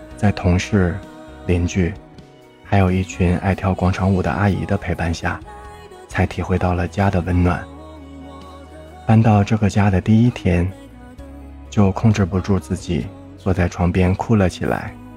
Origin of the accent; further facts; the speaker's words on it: Harbin, Heilongjiang, China; 我的家乡哈尔滨是三线城市